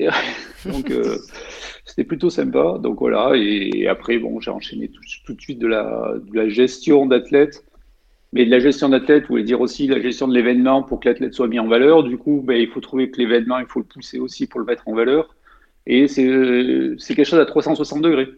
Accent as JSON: {"language": "French", "town": "Savines-le-Lac", "region": "Provence-Alpes-Côte d'Azur", "country": "France", "tie": "born or raised there", "also_born_or_lived": "Haute-Savoie", "moved": "as an adult", "said": "j'ai grandi dans les Hautes-Alpes"}